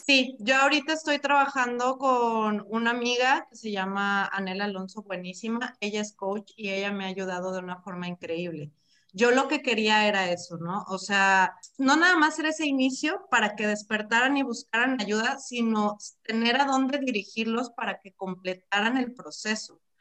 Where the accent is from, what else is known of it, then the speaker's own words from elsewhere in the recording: Mexico; como mexicanos